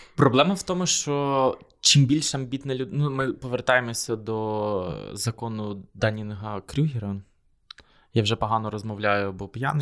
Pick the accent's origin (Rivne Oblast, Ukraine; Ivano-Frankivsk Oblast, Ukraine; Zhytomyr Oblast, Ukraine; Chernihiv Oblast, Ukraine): Zhytomyr Oblast, Ukraine; Korosten; я з Коростеня, і там постійно голосували за комуністичну партію